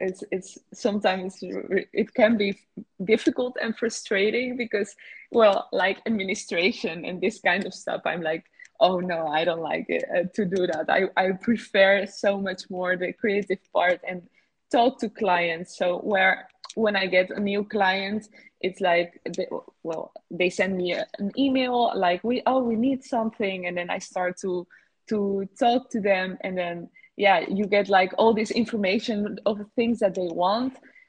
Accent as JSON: {"language": "English", "country": "Netherlands", "also_born_or_lived": "Barcelona, Spain", "said": "well, where I'm from, from the Netherlands. My father is Dutch, my mother is Dominican, but I was born in Barcelona, and I have been moving around between these different countries."}